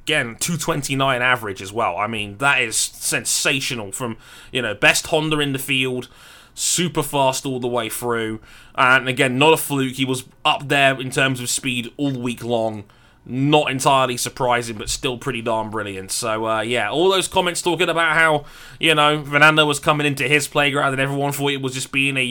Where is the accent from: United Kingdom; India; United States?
United Kingdom; I'm the British guy.